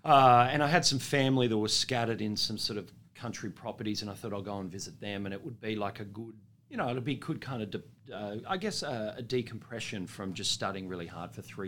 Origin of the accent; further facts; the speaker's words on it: Sydney, New South Wales, Australia; also born or lived in Dubbo; I'm a eastern suburbs boy. I grew up in Sydney.